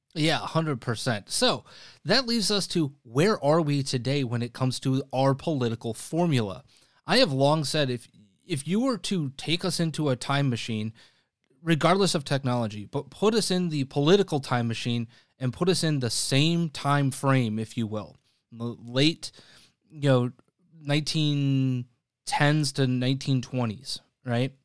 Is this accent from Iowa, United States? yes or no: no; Wisconsin, United States; now in Chicago, United States; Wisconsin, my home state